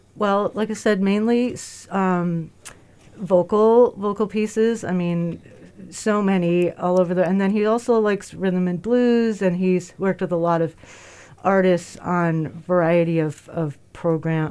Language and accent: English; New York, United States; moved away; we're born and raised in America and New York together